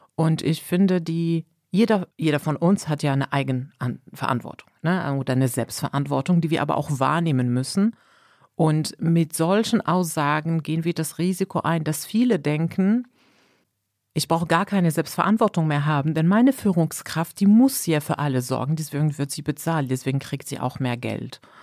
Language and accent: German; Morocco; now in Germany; ich komme aus Marokko